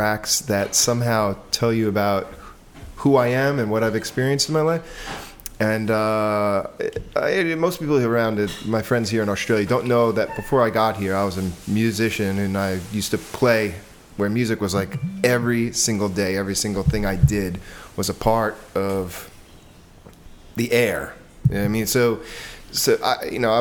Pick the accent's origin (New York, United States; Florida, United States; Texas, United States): New York, United States; I'm from New York, in case you haven't heard my wonderful, sexy accent